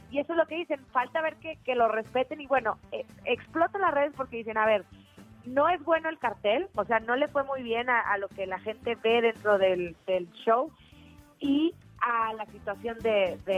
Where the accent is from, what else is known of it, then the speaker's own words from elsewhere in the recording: Pachuca, Hidalgo, Mexico; now in Mexico City, Mexico; Em, soy de Pachuca, pero llevo ya un ratito viviendo aquí en la Ciudad de México.